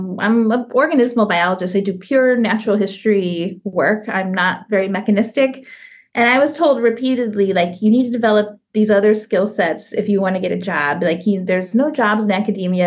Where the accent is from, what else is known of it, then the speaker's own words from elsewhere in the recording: St. Louis, Missouri, United States; moved away as an adult; also born or lived in Columbus, Ohio / Tallahassee, Florida / Arizona / Lowell, Massachusetts; now in Florida, United States; I grew up in St. Louis, Missouri